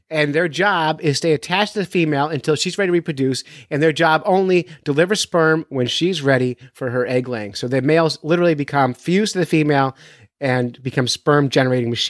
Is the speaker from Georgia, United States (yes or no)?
no; Florida, United States; Well, most I grew up